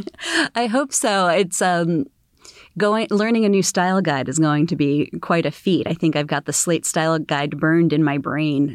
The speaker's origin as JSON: {"language": "English", "town": "Philadelphia", "region": "Pennsylvania", "country": "United States", "tie": "born or raised there", "also_born_or_lived": "Washington, D.C.", "moved": "as an adult", "said": "I was born in the Philadelphia area"}